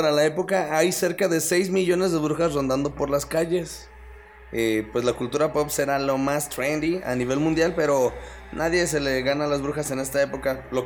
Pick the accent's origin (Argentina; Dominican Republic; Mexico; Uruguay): Mexico; porque pues Hashtag somos mexicanos y tenemos que celebrar.